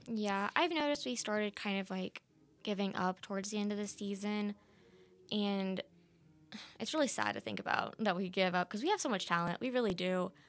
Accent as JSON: {"language": "English", "region": "Texas", "country": "United States", "moved": "yes", "said": "I'm from Texas"}